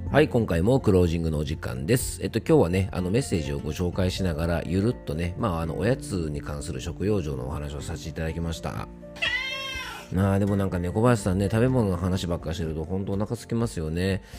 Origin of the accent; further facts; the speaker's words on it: Fuefuki, Yamanashi, Japan; 僕の地元の笛吹市というところはね、桃の出荷量は日本一じゃないかな